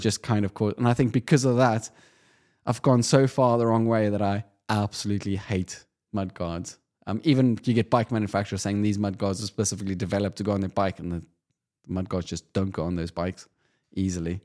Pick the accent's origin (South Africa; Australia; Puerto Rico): South Africa; Being South African